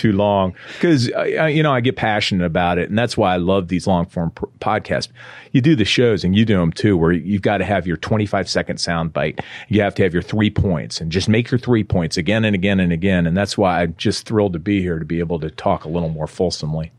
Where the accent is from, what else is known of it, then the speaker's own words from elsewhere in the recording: Iowa, United States; I'm from Iowa